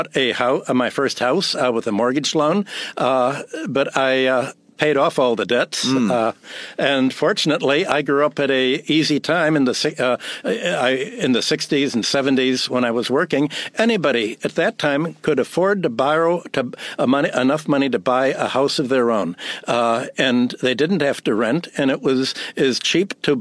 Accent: Chicago, Illinois, United States; moved away as an adult; also born or lived in Minneapolis, Minnesota / New York; I was born in Minneapolis, grew up in Chicago, came to New York went to work, got a PhD in economics

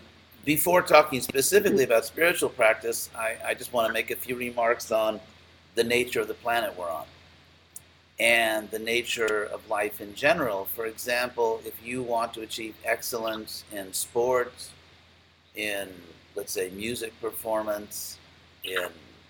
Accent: Los Angeles, California, United States; moved away; I grew up in Los Angeles

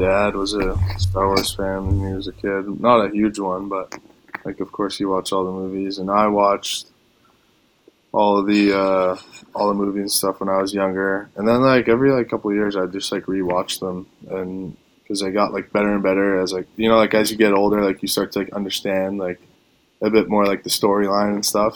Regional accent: Toronto, Ontario, Canada; now in Windsor, Canada; I was from Toronto

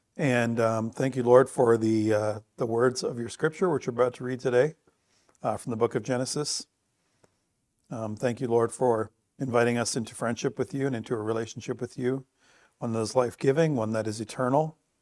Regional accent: Bruce County, Ontario, Canada; growing up in Bruce County

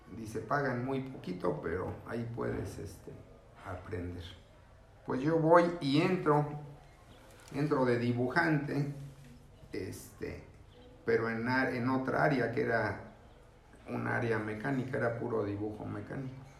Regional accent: Mexico City, Mexico; yo soy de la Ciudad de México, vengo de una familia numerosa

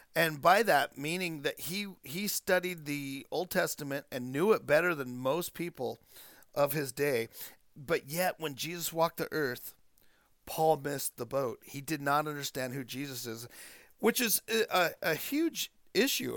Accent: Chiloquin, Oregon, United States; I grew up in Chiloquin

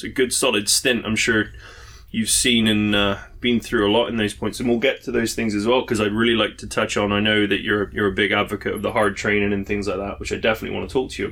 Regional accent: England, United Kingdom; moved away; being an Englishman

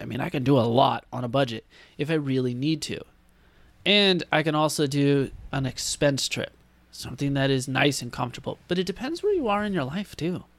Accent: San Diego, California, United States; We were always from San Diego over from California

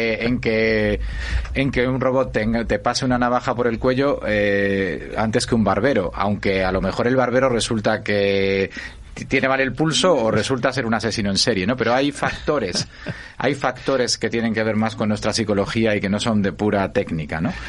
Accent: a mining valley in Asturias, Spain; yo nací en un pueblo, en un valle minero asturiano

